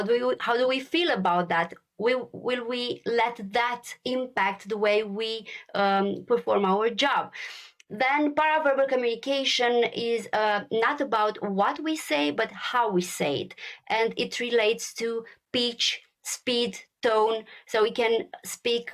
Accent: Romania; moved away as an adult; also born or lived in Brussels, Belgium; Born and raised in Romania

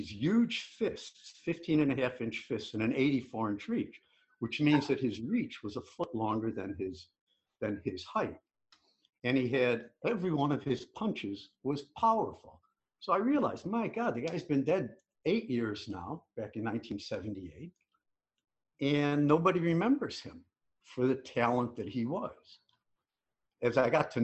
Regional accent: Chicago, Illinois, United States; I grew up in Chicago

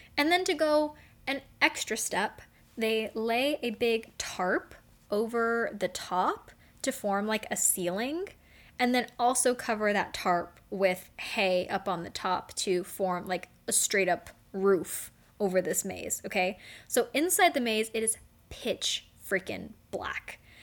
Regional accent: Las Vegas, Nevada, United States; I'm from Vegas. I'm from the desert

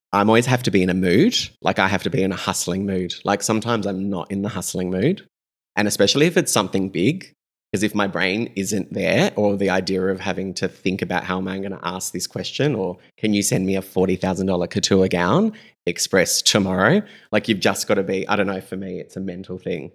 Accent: Adelaide, South Australia, Australia; also born or lived in Melbourne; we're just kids from Adelaide

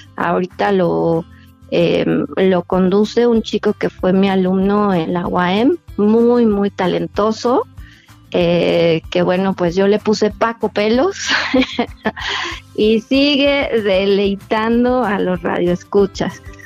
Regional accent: Mexico; como es nuestra costumbre como mexicanos

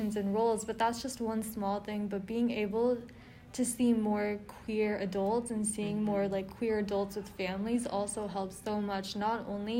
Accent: near Dallas, Texas, United States; I grew up near Dallas too

